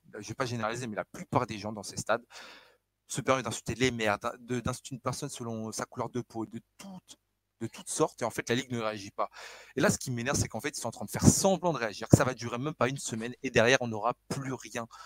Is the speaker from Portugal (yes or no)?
yes; Northern Portugal, Portugal; je suis du Nord